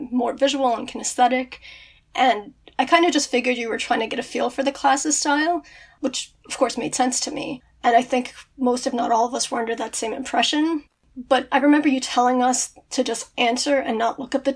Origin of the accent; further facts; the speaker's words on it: Brooklyn, New York, United States; now in Wantagh, United States; I grew up in Brooklyn. I live in Wantagh right now